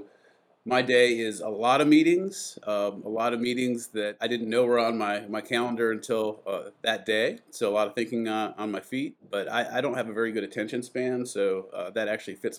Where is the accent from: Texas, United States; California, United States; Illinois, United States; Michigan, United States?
Michigan, United States; Adrian; moved away as an adult; also born or lived in Ann Arbor, Michigan; now in Atlanta, United States; I was born in Ann Arbor, Michigan, and grew up in a town called Adrian, about 20, 30 minutes from there, between Ann Arbor and the Ohio border